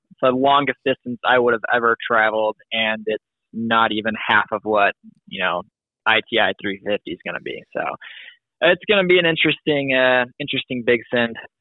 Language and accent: English; Wisconsin, Midwest, United States; I'm from Illinois, Wisconsin, and that area